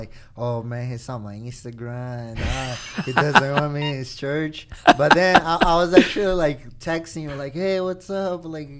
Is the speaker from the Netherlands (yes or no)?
no; Brazil; born or raised there; first language Portuguese; English is a second language; moved away as an adult